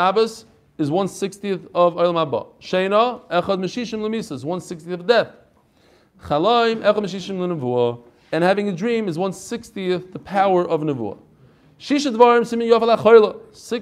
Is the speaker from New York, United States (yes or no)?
yes; New York, United States; moved away; I come from New York